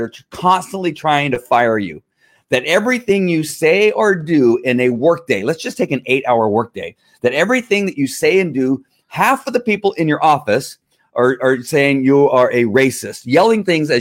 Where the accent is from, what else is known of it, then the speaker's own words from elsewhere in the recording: United States; I'm an American